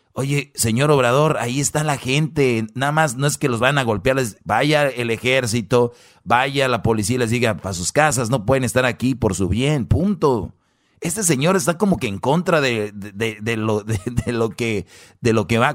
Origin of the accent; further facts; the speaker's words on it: northern Mexico, Mexico; los que somos de allá del norte